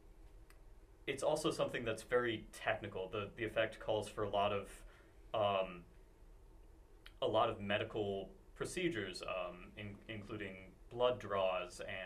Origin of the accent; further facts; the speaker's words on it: Kansas, United States; hailing from the great state of Kansas